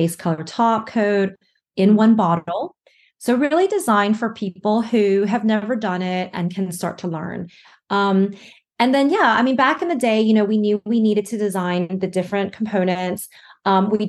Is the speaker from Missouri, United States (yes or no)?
no; Alabama, United States; also born or lived in New York / Shanghai, China; now in Barcelona, Spain; I'm actually originally from Alabama, which is where I am right now